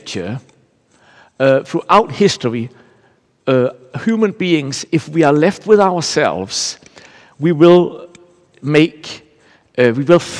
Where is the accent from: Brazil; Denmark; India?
Denmark; I'm from Denmark